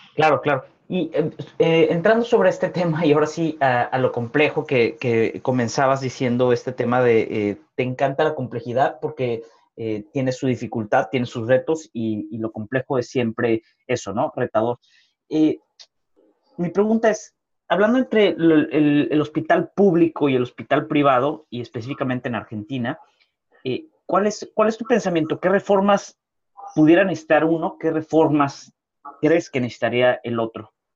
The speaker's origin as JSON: {"language": "Spanish", "country": "Mexico", "said": "yo siendo mexicano"}